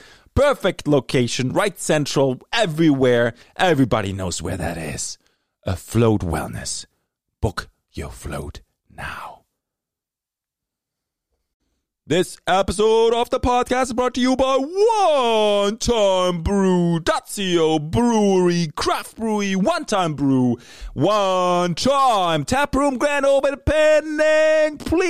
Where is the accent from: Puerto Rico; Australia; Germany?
Germany; English is a second language; now in Canada; I grew up in Germany. There was always this big rival against the Italian soccer team and the German soccer team.